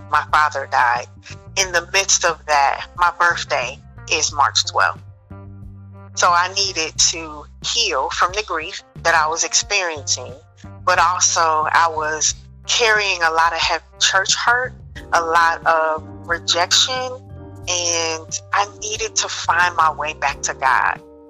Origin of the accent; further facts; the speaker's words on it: Dayton, Ohio, United States; now in Cary, United States; I'm originally from Dayton, Ohio, which is the land of funk, the gem city